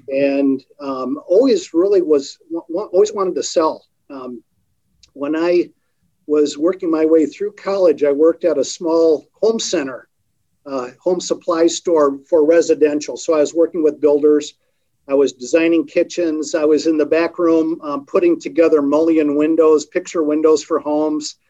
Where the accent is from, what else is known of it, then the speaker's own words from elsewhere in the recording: Port Huron, Michigan, United States; now in Kalamazoo, United States; Grew up in the east side of the state in Port Huron, over on Lake Huron, uh, a little bit northeast